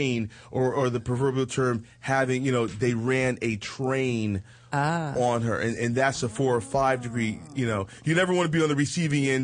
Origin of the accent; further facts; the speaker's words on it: East Coast, United States; I'm from the East Coast